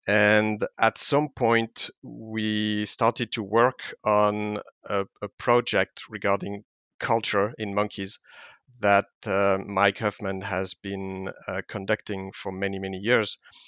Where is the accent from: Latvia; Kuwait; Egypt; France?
France; moved away as an adult; also born or lived in Inuyama, Japan; now in Lethbridge, Canada; I was born and raised in France. I did my grad school in France, master and PhD program at the Primate Research Institute in Strasbourg.